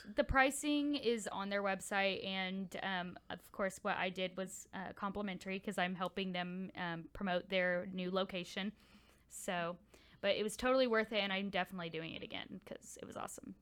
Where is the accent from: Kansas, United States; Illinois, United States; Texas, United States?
Texas, United States; Houston; I'm from Houston